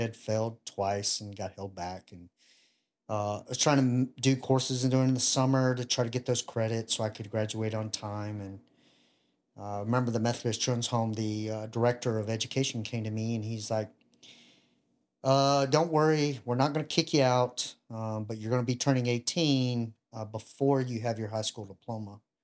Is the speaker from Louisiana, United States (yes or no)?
yes; Ruston, Louisiana, United States; I grew up in Louisiana, uh, Ruston